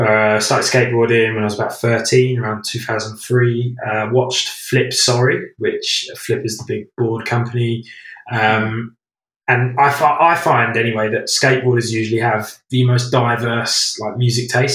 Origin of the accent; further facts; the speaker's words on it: United Kingdom; because I'm British